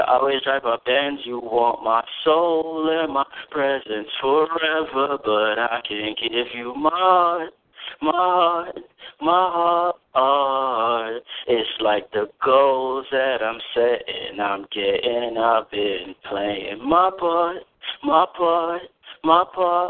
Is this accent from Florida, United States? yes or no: no; New York, United States; also born or lived in Jamaica; now in Ohio, United States; I grew up in New York